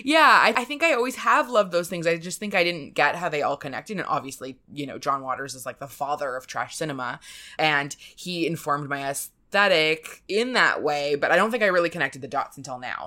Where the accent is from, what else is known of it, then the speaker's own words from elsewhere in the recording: Canada; moved away as an adult; also born or lived in New York; being a Canadian in New York